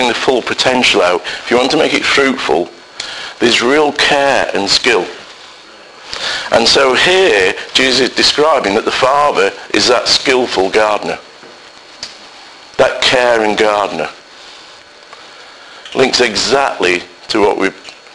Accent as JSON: {"language": "English", "town": "Salford", "region": "North West England", "country": "United Kingdom", "tie": "born or raised there", "said": "I, working class guy, born and bred in Salford"}